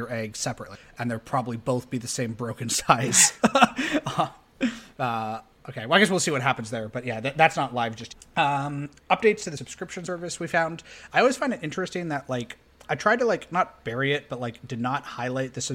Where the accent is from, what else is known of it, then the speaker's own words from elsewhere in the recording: Canada; We're Canadian.